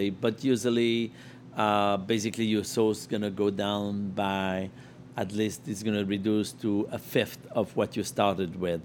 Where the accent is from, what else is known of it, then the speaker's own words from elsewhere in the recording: Lyon, Auvergne-Rhône-Alpes, France; English is a second language; now in New York, United States; Lyon, my hometown, where I learned to make my first apple tart